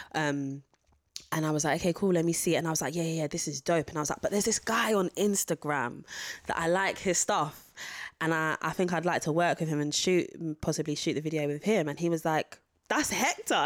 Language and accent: English; London, United Kingdom; it's about where I'm from. It's about Catford.